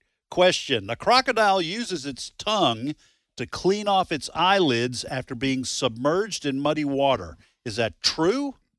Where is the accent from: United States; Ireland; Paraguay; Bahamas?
United States; New England; moved away; where I grew up in New England, we had birch trees all over the place.